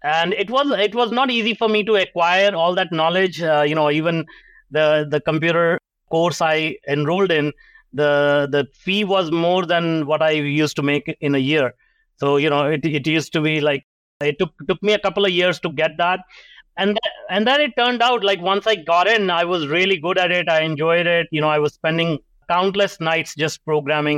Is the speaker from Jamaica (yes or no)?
no; India; now in Canada; I grew up in India, and you know, most people can recognize the accent. I grew up in a small town